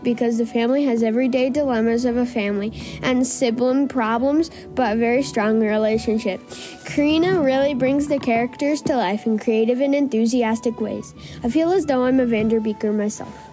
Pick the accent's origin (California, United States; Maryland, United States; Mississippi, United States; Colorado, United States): Colorado, United States; Golden; I am from Golden, Colorado.